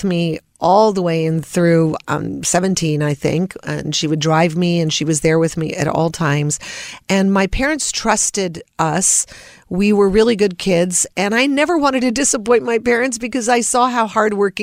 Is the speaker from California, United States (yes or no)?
yes; Los Angeles, California, United States; growing up in Hollywood, you know, we would go down to Hollywood Boulevard